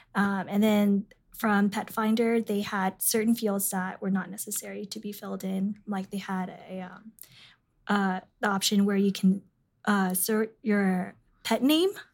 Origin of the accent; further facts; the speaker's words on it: San Jose, California, United States; moved away; I'm from San Jose, California